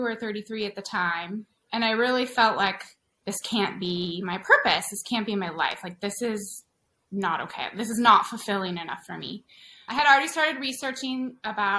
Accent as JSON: {"language": "English", "town": "San Diego", "region": "California", "country": "United States", "also_born_or_lived": "Seattle, Washington", "said": "I'm from San Diego."}